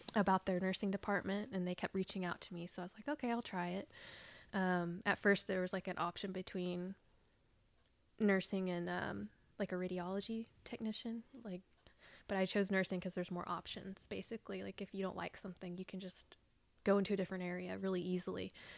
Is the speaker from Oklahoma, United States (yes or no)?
yes; Fort Gibson, Oklahoma, United States; I grew up here in Oklahoma, um, out near, like, Fort Gibson and Wagner.